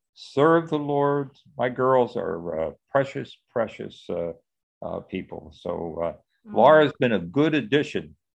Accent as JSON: {"language": "English", "town": "Wilmington", "region": "Delaware", "country": "United States", "tie": "born or raised there", "said": "I was born and raised in Wilmington, Delaware. I grew up on Lincoln Street. Lincoln Street is the heart of Little Italy. Mm. So I always tell people I grew up as a minority. I was the youngest of four"}